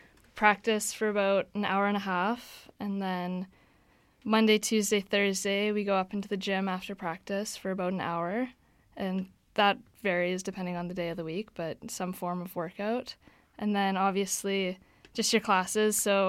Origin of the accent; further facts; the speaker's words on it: Manitoba, Canada; moved away as an adult; now in Vancouver, Canada; I'm in my fourth year at UBC. I'm studying kinesiology, originally from Manitoba